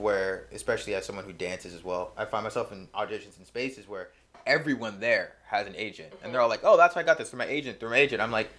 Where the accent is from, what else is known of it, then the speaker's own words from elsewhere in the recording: California, United States; now in Los Angeles, United States; Granted, I'm from the Bay Area, so I've been down here a couple times, so I am familiar with it.